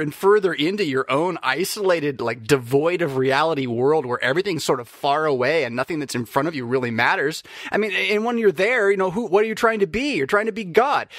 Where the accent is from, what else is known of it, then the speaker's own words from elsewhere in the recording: United States; I'm an American just like you